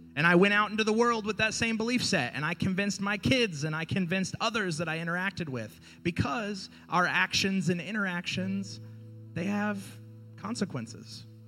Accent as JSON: {"language": "English", "region": "the South", "country": "United States", "tie": "born or raised there", "moved": "yes", "said": "I grew up in the South. I'm from the South"}